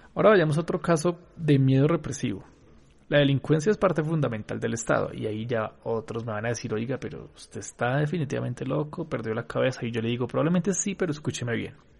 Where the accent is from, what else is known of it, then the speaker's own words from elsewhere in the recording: Colombia; acá en Colombia, en mi país